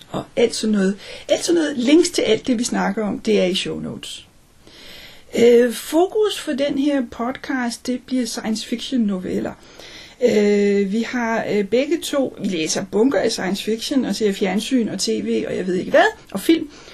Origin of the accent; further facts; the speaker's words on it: Denmark; der er vi begge to danskere